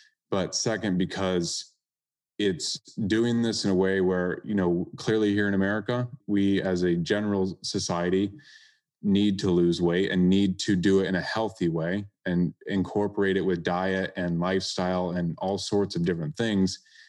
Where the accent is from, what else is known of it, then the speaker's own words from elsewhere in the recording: Iowa, United States; now in South Florida, United States; I grew up in Iowa, and it's commonly, you know, rainy and cloudy and overcast.